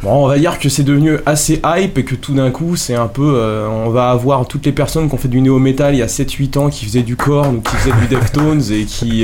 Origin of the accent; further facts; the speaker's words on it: Paris, Île-de-France, France; on vient de Paris